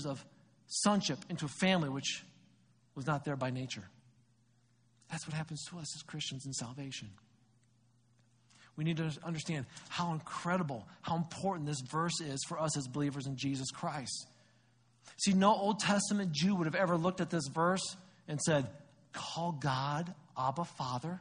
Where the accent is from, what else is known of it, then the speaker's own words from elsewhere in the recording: United States; we celebrate being an American